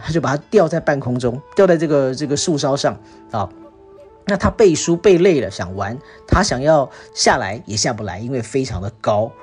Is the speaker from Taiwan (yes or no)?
no; Singapore; 我们新加坡人